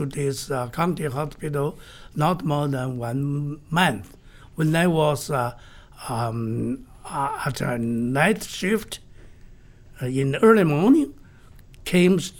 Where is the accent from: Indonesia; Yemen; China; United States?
China; my hometown, home city, northwestern mountain area